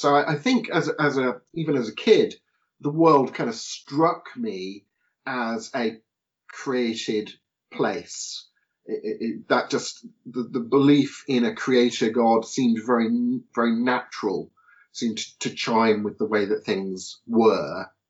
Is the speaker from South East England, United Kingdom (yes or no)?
yes; Portsmouth, South East England, United Kingdom; born and raised in Portsmouth